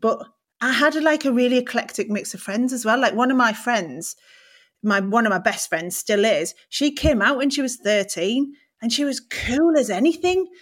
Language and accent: English; Middlesbrough, North East England, United Kingdom; moved away; also born or lived in Newcastle; I was actually born in Newcastle, but I grew up in Middlesbrough